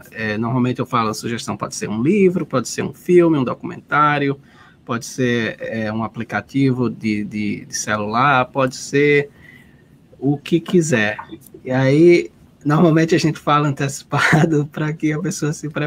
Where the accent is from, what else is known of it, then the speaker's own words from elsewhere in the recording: Northeast Region, Brazil; sou do Nordeste